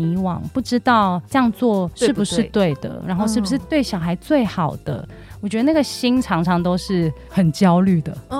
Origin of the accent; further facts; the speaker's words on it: Hong Kong; 我现在是全职妈妈，我有两个男孩，一个五岁，一个九岁。那我是香港人，